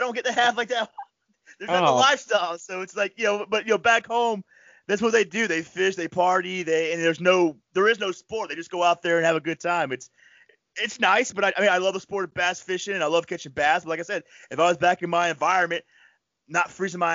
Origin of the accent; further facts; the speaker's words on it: Panama City, Florida, United States; moved away as an adult; also born or lived in Jacksonville, North Carolina; now in New York, United States; I'm from Panama City, Florida, and I grew up on the Gulf Coast